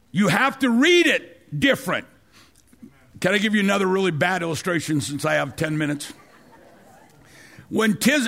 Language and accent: English; St. Louis, Missouri, United States; I'm from South St. Louis